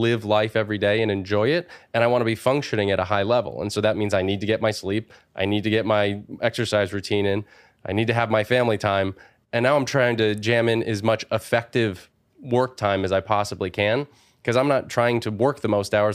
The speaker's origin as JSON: {"language": "English", "town": "Wallingford", "region": "Connecticut", "country": "United States", "said": "from a small town called Wallingford, Connecticut"}